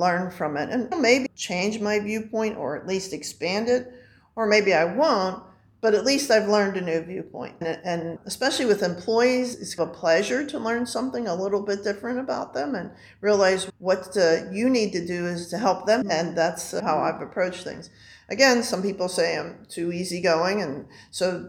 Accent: Pittsburgh, Pennsylvania, United States; I grew up in Squirrel Hill, happens to be a Jewish community

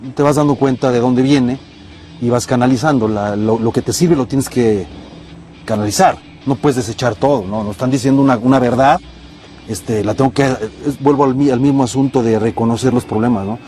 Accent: Mexico; tenemos muchos defectos como país, como mexicanos

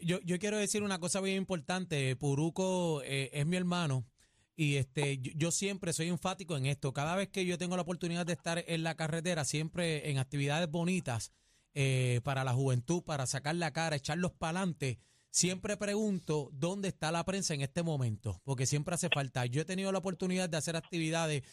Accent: San Juan, Puerto Rico; yo soy de Parcela Falú

